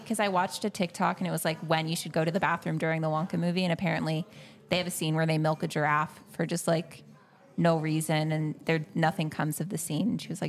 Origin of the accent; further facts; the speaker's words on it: Evanston, Illinois, United States; also born or lived in New Hampshire; I'm from Evanston, but I go to school in New Hampshire.